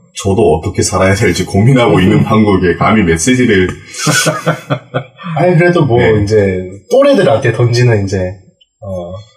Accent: Bonghwa, North Gyeongsang, South Korea; 저는 경상북도 봉화라는

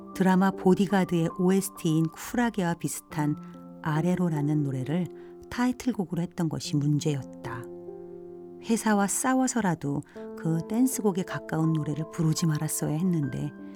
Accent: South Korea; 나는 한국 사람이며 한국에 살고 있는데

